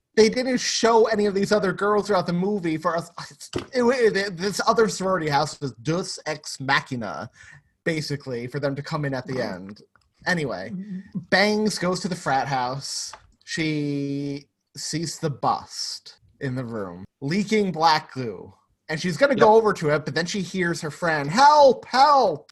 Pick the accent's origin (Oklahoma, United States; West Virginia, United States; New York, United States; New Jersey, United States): New York, United States; As a New Yorker